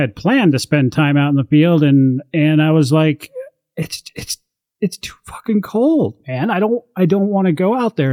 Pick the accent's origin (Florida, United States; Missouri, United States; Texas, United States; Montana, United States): Montana, United States; moved away; I come from Montana where it's routinely below zero